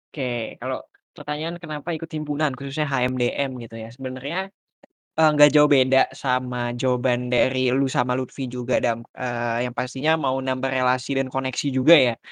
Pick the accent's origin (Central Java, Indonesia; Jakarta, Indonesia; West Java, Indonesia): Jakarta, Indonesia; moved away as an adult; now in Malang, Indonesia; sebagai mahasiswa perantau, uh, mungkin karena gue dari Jakarta